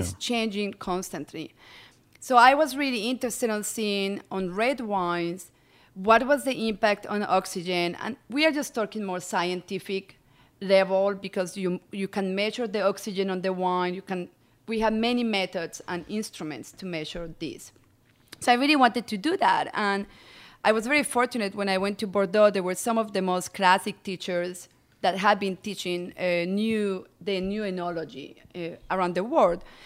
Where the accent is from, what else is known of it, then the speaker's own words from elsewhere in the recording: Medellín, Antioquia, Colombia; moved away as an adult; also born or lived in France; now in Sonoma County, United States; I'm originally from Colombia. I was born and raised in Medellin